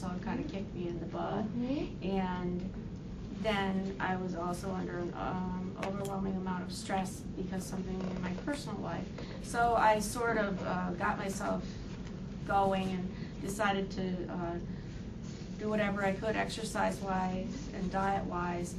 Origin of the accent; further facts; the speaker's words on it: West Lebanon, New Hampshire, United States; I come from West Lebanon